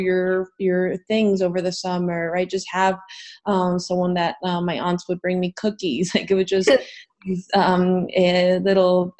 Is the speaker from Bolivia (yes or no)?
yes; Bolivia; moved away as an adult; now in United States; I was born and raised in Bolivia, and I moved to the U.S. for college.